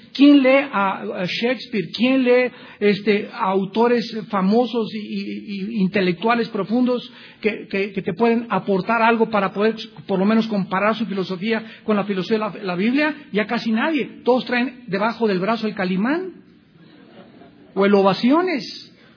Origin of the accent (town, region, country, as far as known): Mexico